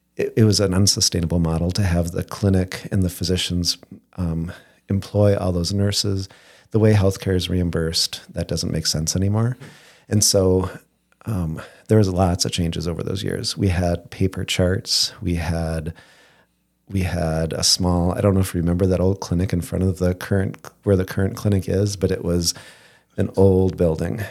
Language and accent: English; Moorhead, Minnesota, United States; also born or lived in Coldwater, Michigan / Fergus Falls, Minnesota; I was born in Coldwater, Michigan, but at s, in second grade, or no, sorry, two years old, my ki, my parents moved to Moorhead